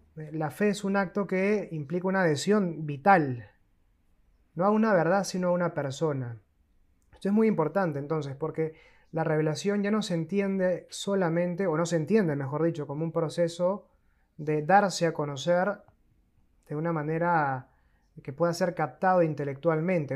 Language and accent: Spanish; Peru; moved away as an adult; also born or lived in Argentina; soy peruano de nacimiento